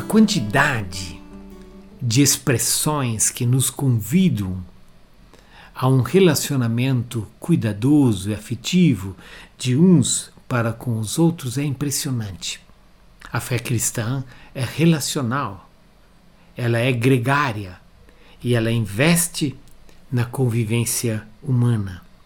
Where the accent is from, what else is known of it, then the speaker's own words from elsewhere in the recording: Brazil; como brasileiros